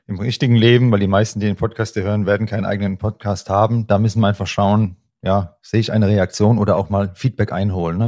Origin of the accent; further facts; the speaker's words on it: Hesse, Germany; accent: Hessian; dieses SCH rauszukriegen als Hesse, da ist das Sch Isch